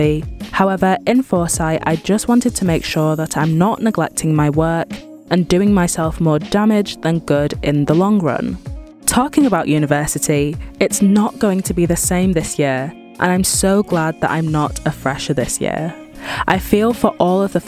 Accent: Manchester, North West England, United Kingdom; born and raised in Manchester, UK

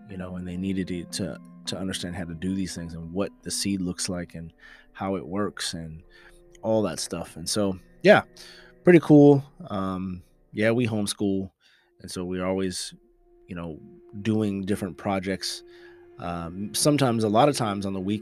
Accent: the Bay Area, California, United States; We are from the Bay, and we've been Niners fans from around the way

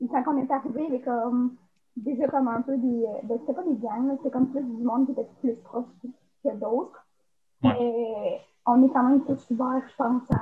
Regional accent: Bécancour, Quebec, Canada; Moi, je viens de. Euh, juste sur le côté du pont, à Québec-en-Cours.

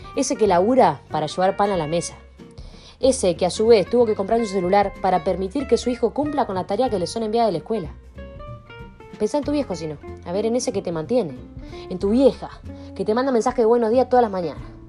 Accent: Argentina; estamos viviendo como argentino

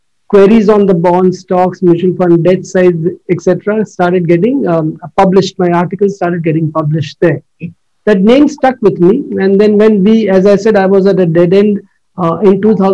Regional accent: Mumbai, Maharashtra, India; moved away as an adult; also born or lived in Delhi; now in Gurgaon, India; I'm from Bombay

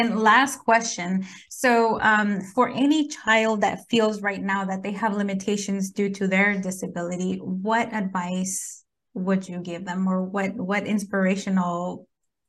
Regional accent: California, United States; I grew up in California

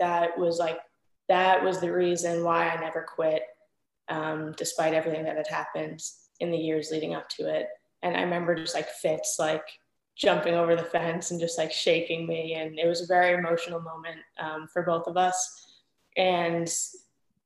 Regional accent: New York, United States; moved away; I'm from New York

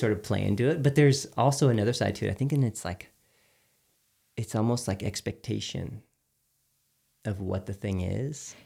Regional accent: Houston, Texas, United States; I grew up in Texas

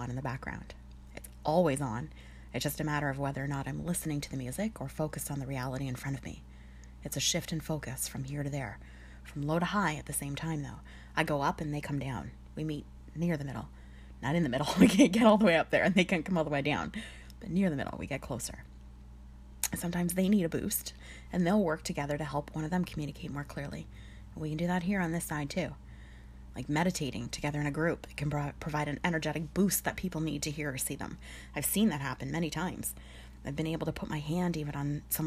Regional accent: Sudbury, Ontario, Canada; I'm from Sudbury. It's the nickel capital of the world.

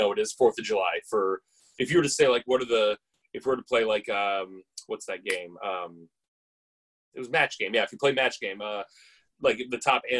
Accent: Canada; like I'm a Canadian this guy myself.

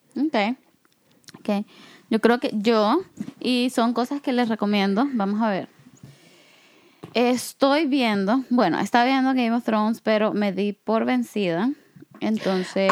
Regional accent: El Salvador; moved away; yo vengo de El Salvador, a donde en realidad pues hay dos temporadas

